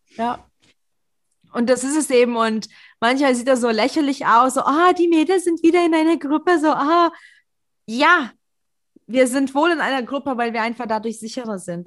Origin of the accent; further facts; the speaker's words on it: Leipzig, Saxony, Germany; ich fühle mich sicher in Leipzig und ich bin Leipziger